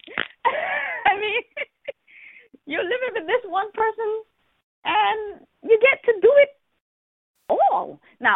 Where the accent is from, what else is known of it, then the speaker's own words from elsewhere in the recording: Bahamas; I grew up in the Bahamas.